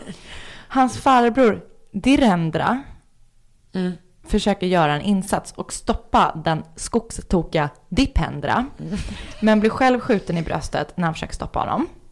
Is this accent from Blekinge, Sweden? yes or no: no; Stockholm, Stockholm County, Sweden; jag är från Stockholm